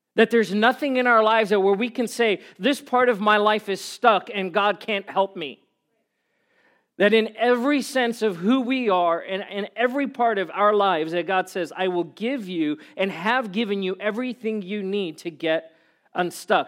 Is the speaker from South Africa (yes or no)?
yes; South Africa; moved away; I grew up in South Africa where it didn't really snow ever at all